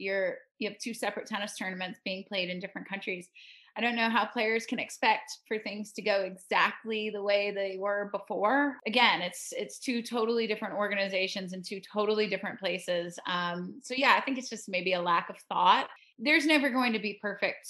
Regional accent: Florida, United States; growing up in Florida and playing in those windy environments as a kid

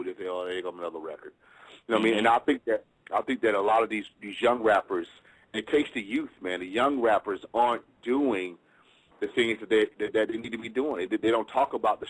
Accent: Atlanta, Georgia, United States; I'm from Atlanta

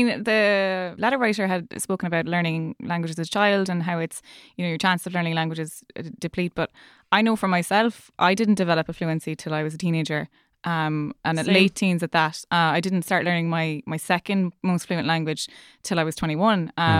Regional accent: Leinster, Ireland; I know growing up in Leash, my parents never spoke Irish. Nobody around the place spoke Irish.

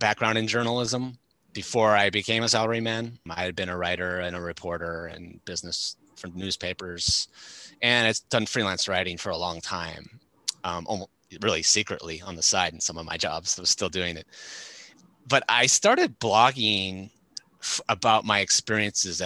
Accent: Chicago, Illinois, United States; moved away as an adult; also born or lived in Tokyo, Japan; based in my hometown of Chicago.

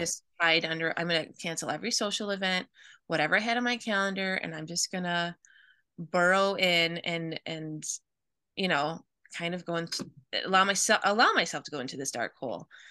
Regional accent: Midwest, United States; I grew up in the Midwest

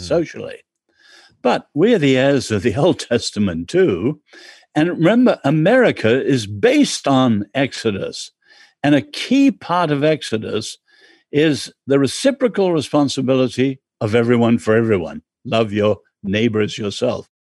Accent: England, United Kingdom; I'm English

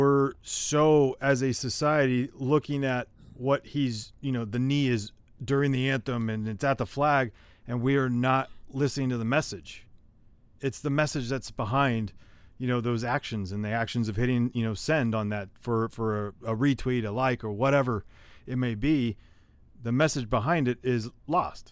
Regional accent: San Jose, California, United States; I grew up in San Jose, California

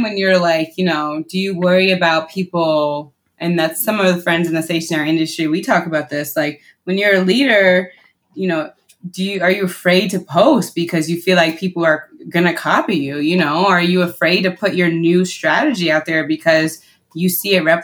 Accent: Westchester County, New York, United States; moved away; And I'm from Westchester County too.

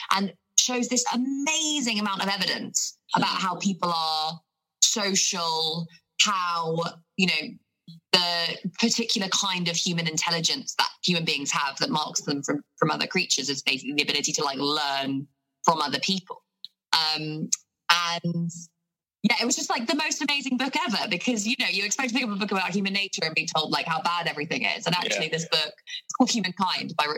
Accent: Basingstoke, South East England, United Kingdom; I grew up here in Hampshire, so just outside of Basingstoke

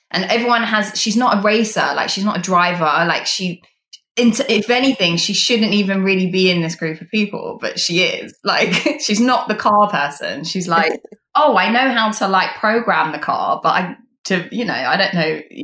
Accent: United Kingdom; as a British person

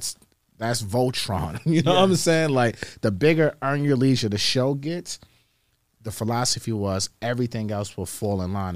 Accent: New York, United States; we are from New York.

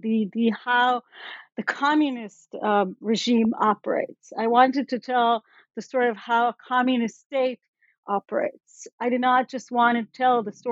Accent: Israel; growing up in Israel

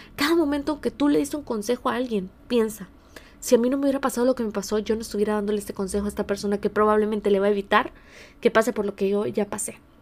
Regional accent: San Miguel, El Salvador; now in San Diego, United States; En El Salvador, en el país de donde, de donde yo soy, aunque ahora mismo estoy en California, en San, Diego.

